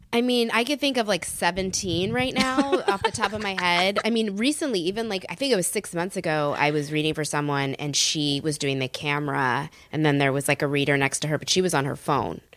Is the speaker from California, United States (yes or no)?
yes; San Francisco, California, United States; moved away; I grew up in San Francisco